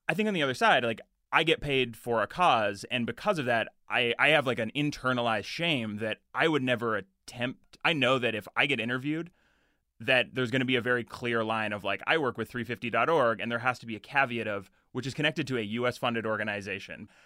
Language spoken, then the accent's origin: English; Edmonton, Alberta, Canada; I grew up in Edmonton